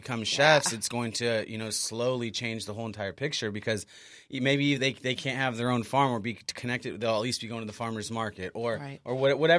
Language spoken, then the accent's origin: English; Imperial Beach, California, United States; moved away; also born or lived in Los Angeles; I moved down from LA just about a year and a half ago. I mean, I'm originally from Imperial Beach